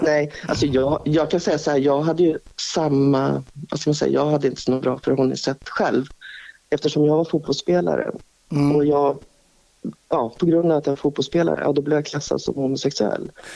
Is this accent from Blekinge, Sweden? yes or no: no; Strängnäs, Södermanland, Sweden; also born or lived in Stockholm; jag är uppvuxen här. Jag har mitt föräldrahem 50 meter ifrån mig